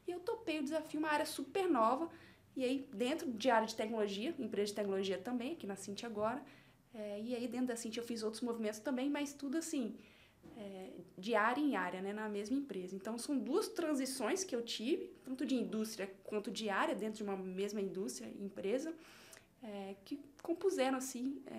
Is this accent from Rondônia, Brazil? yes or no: no; Vitória, Espírito Santo, Brazil; lá na minha cidade, em Vitória